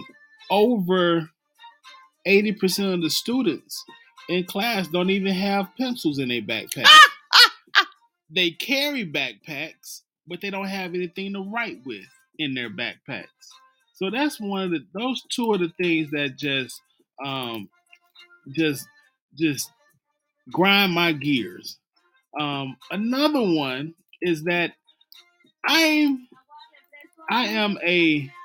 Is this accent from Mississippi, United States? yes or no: yes; Mississippi, United States; I'm from Mississippi